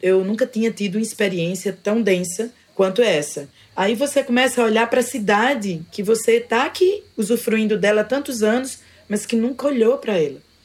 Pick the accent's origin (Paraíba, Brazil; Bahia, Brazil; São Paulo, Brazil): Paraíba, Brazil; João Pessoa; now in Conde, Brazil; Eu nasci em João Pessoa, mas desde então eu vivo aqui nesse território.